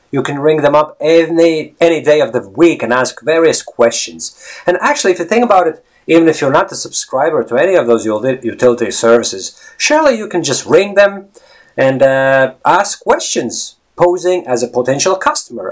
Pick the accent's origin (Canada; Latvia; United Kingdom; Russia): Latvia; English is a second language; now in Ireland; I come from Latvia